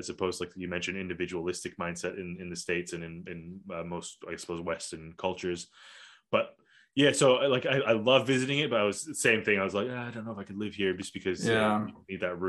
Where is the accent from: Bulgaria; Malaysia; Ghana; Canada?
Malaysia; Kuala Lumpur; also born or lived in Australia; what I had growing up in Kuala Lumpur and then eventually in Australia.